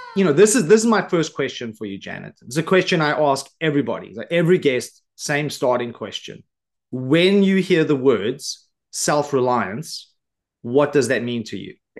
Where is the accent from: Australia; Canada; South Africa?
South Africa; Johannesburg, Gauteng; I grew up in South Africa on the south side of Johannesburg in government housing